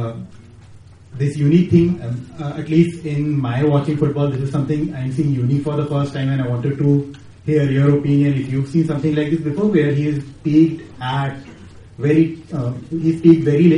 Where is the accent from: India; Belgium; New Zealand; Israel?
India; Bangalore, Karnataka; I'm from Bangalore.